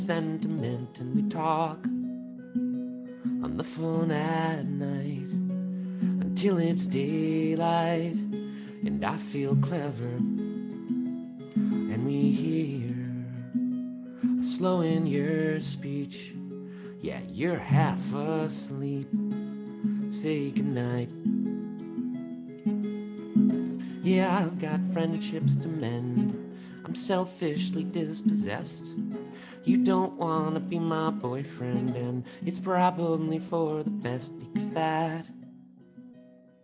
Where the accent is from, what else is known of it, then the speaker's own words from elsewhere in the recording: Long Island, New York, United States; I grew up on Long Island